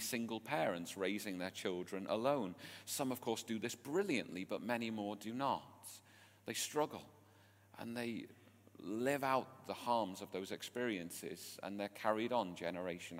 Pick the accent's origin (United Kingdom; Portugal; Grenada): United Kingdom; England; my strange English ears